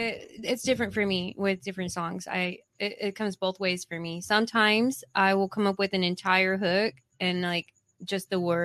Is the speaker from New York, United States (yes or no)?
no; Vista, California, United States; also born or lived in Illinois; My dad was in the Navy, and we lived over in Vista, and in the military housing though. That was my first memories. And then we moved over to we were still in Vista, but we moved out of military housing and we lived in Vista for a bit. So yeah, San Diego girl.